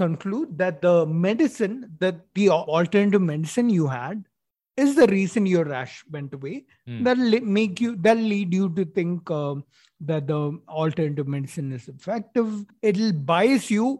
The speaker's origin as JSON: {"language": "English", "town": "Kozhikode", "region": "Kerala", "country": "India", "tie": "born or raised there", "also_born_or_lived": "Chennai", "said": "I was born in Chennai. Forget about that. But I was raised in Calicut, Calicut, Kerala"}